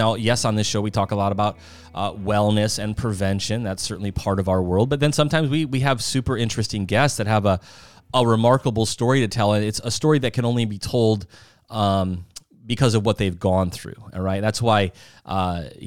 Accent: South Dakota, United States; moved away; I'm from South Dakota originally

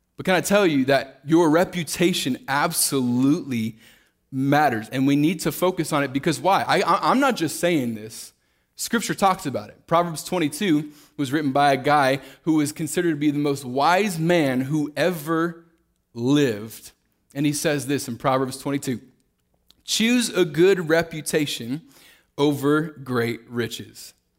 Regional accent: Kansas City, Missouri, United States; moved away as an adult; now in Fort Worth, United States; I grew up, uh, born and raised in Kansas City, Missouri

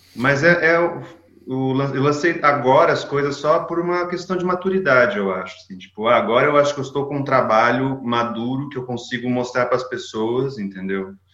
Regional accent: Campinas, São Paulo, Brazil; moved away as an adult; now in Toulouse, France; fiquei em Campinas quase minha vida inteira, né? Praticamente minha vida inteira vivi em Campinas. Cresci lá

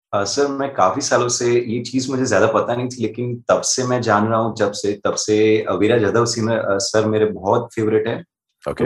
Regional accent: Ahmedabad, Gujarat, India; मैं अहमदाबाद गुजरात से बिलोंग करता हूँ

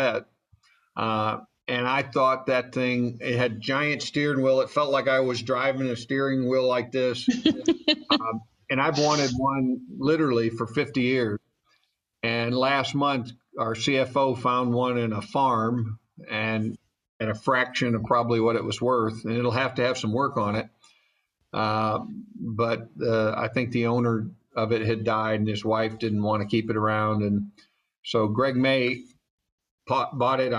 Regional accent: St. Louis, Missouri, United States; now in Atlanta, United States; I was raised in St. Louis

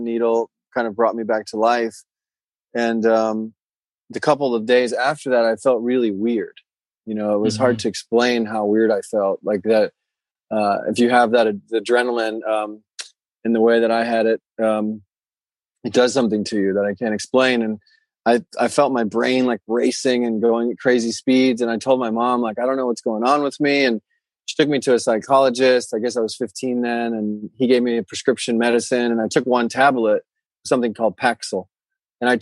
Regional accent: Florida, United States; moved away as an adult; also born or lived in Europe / Bali; I grew up in Florida and I lived there, you know, most until I was 20 or 21 or so. And then I took off and moved to Europe actually, and then found myself in Bali

